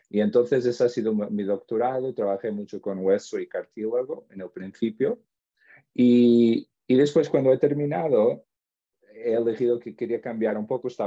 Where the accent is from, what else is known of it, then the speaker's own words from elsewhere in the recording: Portugal; Spanish is a second language; also born or lived in Spain; soy portugués, he estudiado siempre en Portugal. Ah, a ver, un poco, tuve como unas estancias en el extranjero, donde estuve en España